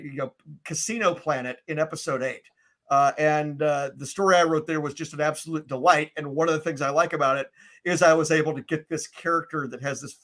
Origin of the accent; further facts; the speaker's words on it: Memphis, Tennessee, United States; moved away; I'm originally from Memphis